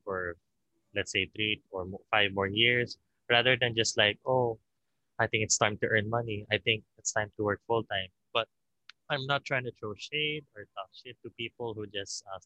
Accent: Philippines; I'm Filipino, 21.

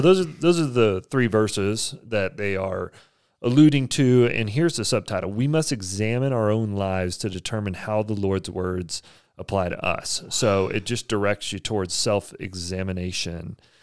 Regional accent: Texas, United States; now in Provo, United States; I'm from Texas

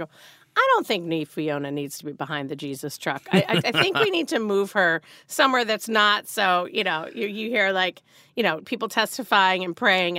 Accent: Marblehead, Massachusetts, United States; I grew up 20 minutes north of Boston.

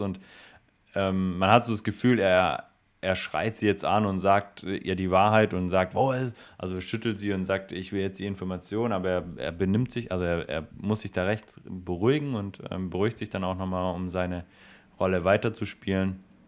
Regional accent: Swabia, Germany; ich bin Schwabe

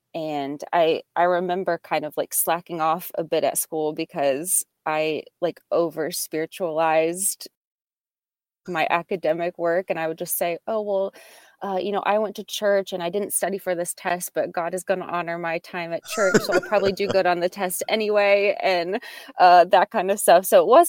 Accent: Salem, Virginia, United States; So I grew up in Southwest Virginia in a little town called Salem.

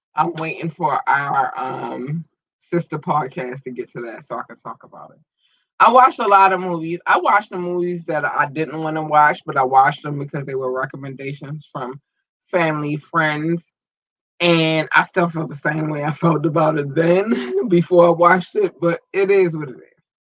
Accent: Baltimore, Maryland, United States; born or raised there; also born or lived in North Carolina

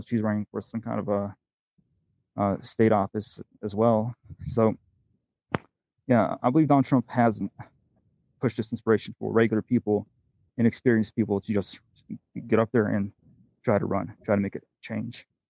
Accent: Pennsylvania, United States; also born or lived in Italy / Oregon / North Carolina; now in Arizona, United States; I grew up in Pennsylvania, lived in Oregon, lived in North Carolina, and then uh, I, I moved down to Arizona

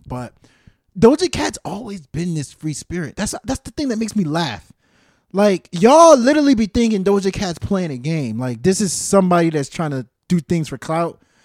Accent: East Coast, United States; East Coast, I'm from the East Coast.

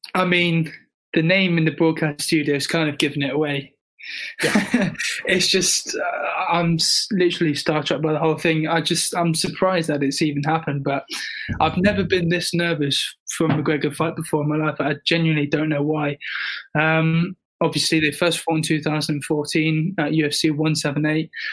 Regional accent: United Kingdom; I'm British

